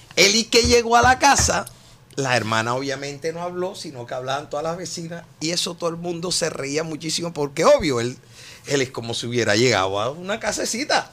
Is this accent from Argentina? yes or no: no; Colombian Caribbean coast, Colombia; moved away; also born or lived in Bogotá; como todo costeño, yo llegaba y siempre era haciendo música con los lápices